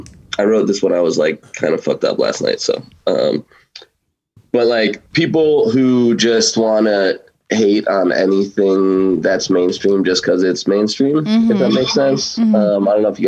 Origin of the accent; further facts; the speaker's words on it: New Jersey, United States; North Jersey.